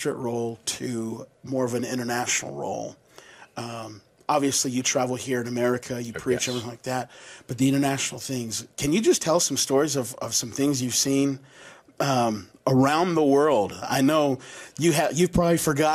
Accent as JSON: {"language": "English", "town": "Las Vegas", "region": "Nevada", "country": "United States", "tie": "born or raised there", "moved": "as an adult", "said": "I grew up here in Las Vegas."}